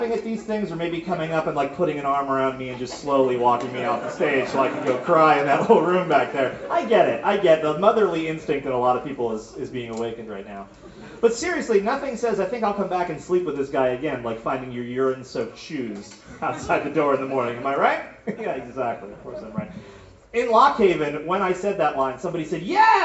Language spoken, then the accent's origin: English; Berkshire County, Massachusetts, United States; moved away as an adult; also born or lived in upstate New York / Tucson, Arizona; I grew up in Massachusetts and upstate New York.